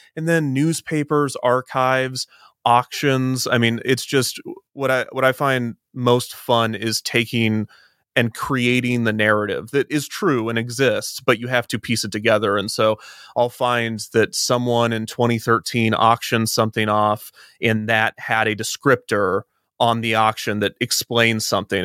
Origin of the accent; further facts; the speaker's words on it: Kansas City, United States; I'm from Kansas City